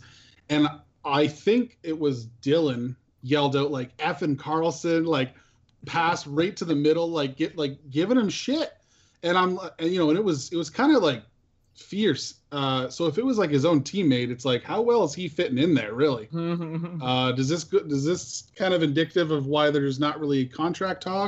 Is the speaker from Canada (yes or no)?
yes; Canada; As a Canadian